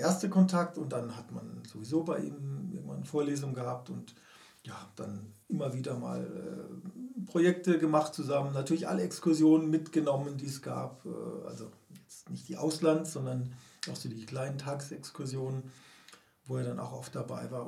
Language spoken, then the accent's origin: German; Karlsruhe, Baden-Württemberg, Germany; moved away; in meiner Heimatstadt Karlsruhe